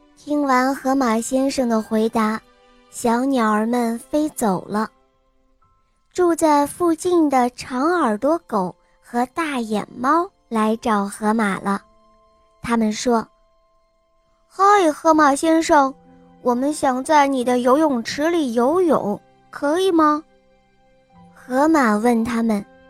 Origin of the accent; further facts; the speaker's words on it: Henan, China; 我今年四十，我今年四十岁了，我来自河南